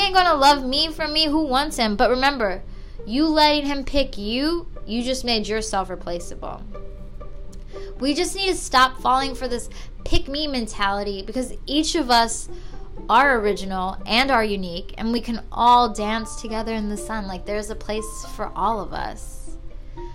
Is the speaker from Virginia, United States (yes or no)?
no; North Carolina, United States; And this was in my home state of North Carolina